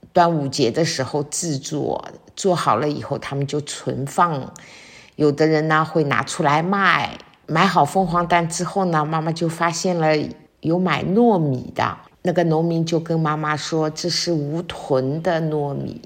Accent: Shanghai, China; 我们上海人平时的这种做的那种白斩鸡

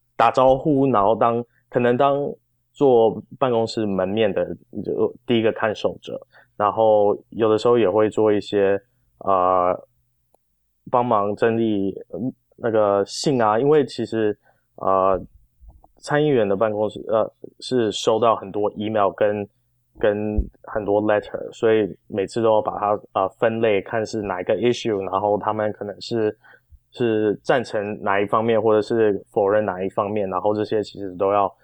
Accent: Arcadia, California, United States; moved away as an adult; also born or lived in Taiwan; now in Washington, D.C., United States; 我是在台湾出生，然后八岁的时候跟爸爸妈妈移民到南加州

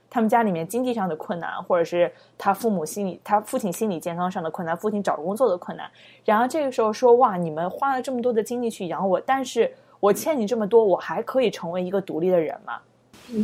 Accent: China; 我们作为在中国长大的孩子

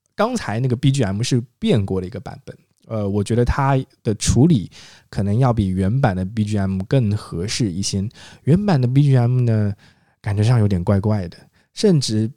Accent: China; 我很庆幸我们是中国人

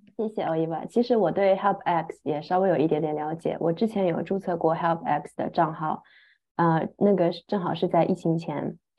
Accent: Shanghai, China; moved away as an adult; also born or lived in Scotland; 我来自上海，出国前也一直生活在上海

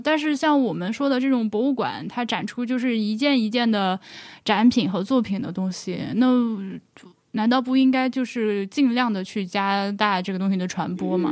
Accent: Laohekou, Hubei, China; moved away as an adult; 我是上大学才离开老河口的

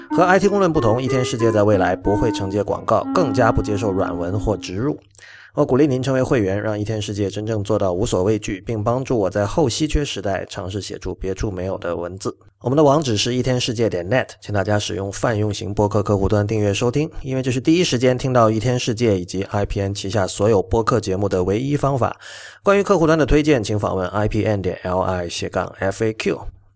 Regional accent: China; 我自己本身因为在这个粤语地区长大，所以我对粤语，我， 我是会说和会听粤语，而且我对粤语也比较有感情

